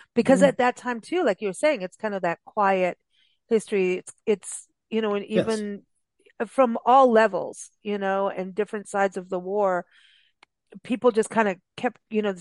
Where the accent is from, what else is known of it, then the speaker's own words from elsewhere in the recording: South Africa; also born or lived in Kenya / Southern California; now in United States; I grew up in South Africa